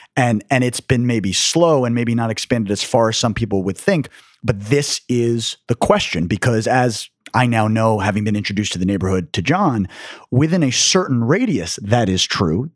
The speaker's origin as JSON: {"language": "English", "town": "New York City", "region": "New York", "country": "United States", "tie": "born or raised there", "moved": "yes", "lives_now": "New Jersey, United States", "said": "growing up in New York City"}